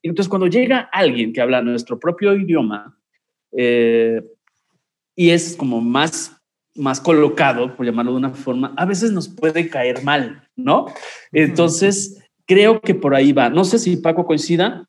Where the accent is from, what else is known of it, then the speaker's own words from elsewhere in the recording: Mexico; como mexicano